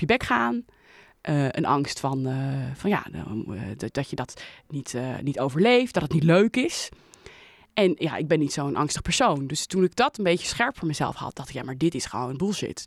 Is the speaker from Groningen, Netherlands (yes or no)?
no; Leiden, South Holland, Netherlands; in Leiden woon ik, mijn leven al